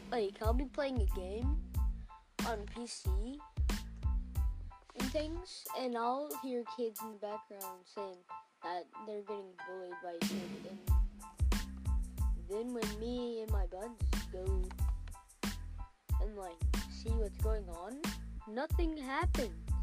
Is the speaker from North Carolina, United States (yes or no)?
no; New Mexico, United States; born there; English is a second language; whenever I was born in New Mexico, I didn't know how to read read English or anything like that. In fact, I hardly knew how to speak it.